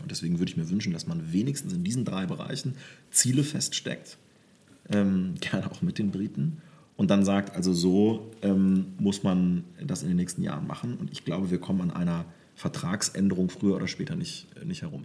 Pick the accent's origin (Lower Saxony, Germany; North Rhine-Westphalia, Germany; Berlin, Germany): Lower Saxony, Germany; southern; also born or lived in Wolfenbüttel; sind wir so richtig aufs Land nach Südniedersachsen gezogen